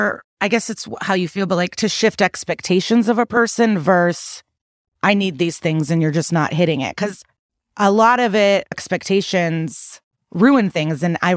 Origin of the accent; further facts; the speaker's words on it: Russia; English is a second language; now in United States; I'm from Russia. No discussions, no apologies, no accountability ever.